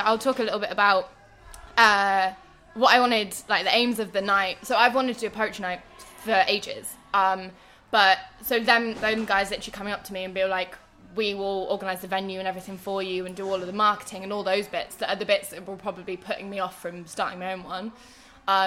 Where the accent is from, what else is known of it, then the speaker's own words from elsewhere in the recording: Oxford, South East England, United Kingdom; moved away as an adult; now in Liverpool, United Kingdom; I grew up in Oxford, but I've been living in Liverpool for the past 4 years, and I'm staying here